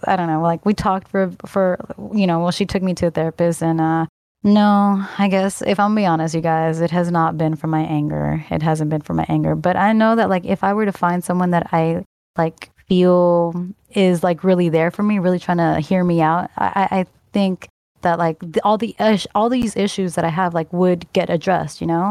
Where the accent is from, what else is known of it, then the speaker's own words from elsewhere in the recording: Northern California, United States; I was born in Southern California, but at a young age, I moved to Northern California